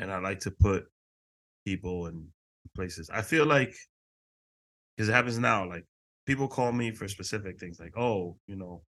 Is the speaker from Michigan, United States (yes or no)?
no; New York City, New York, United States; also born or lived in Dominican Republic / Queens, New York; I was born in Harlem, raised in Washington Heights.